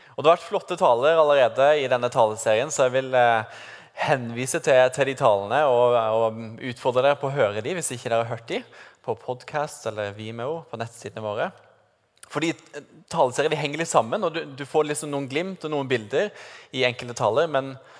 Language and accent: Norwegian; Sørlandet, Norway; moved away; siden jeg kommer fra Sørlandet, hvor noen hevder at vi har en sånn grammatisk feil i språket vårt